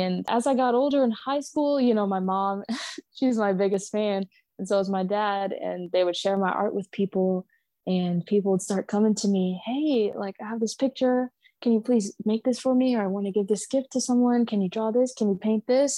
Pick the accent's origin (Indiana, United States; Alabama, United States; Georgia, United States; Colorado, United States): Georgia, United States; Savannah; I grew up in Savannah, so SCAD is everywhere all around the city